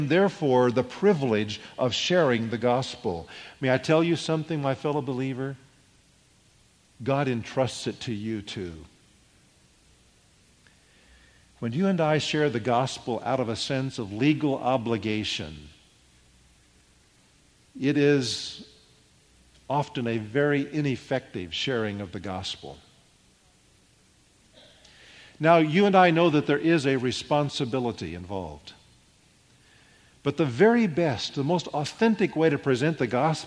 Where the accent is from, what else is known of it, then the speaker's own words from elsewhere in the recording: Midwest, United States; now in Los Gatos, United States; I grew up in the Midwest where we had lots of thunderstorms